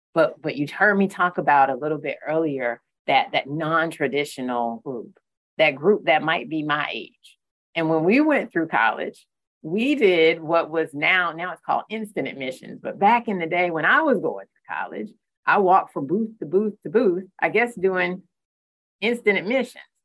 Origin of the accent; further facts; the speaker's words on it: Newberry County, South Carolina, United States; I, am uh, born and raised uh, here in South Carolina. I have the pleasure of um, being from one of the counties that I serve. So I'm from Newberry County